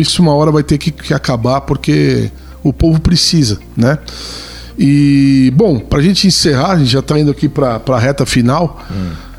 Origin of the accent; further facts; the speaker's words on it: Brazil; todos somos brasileiros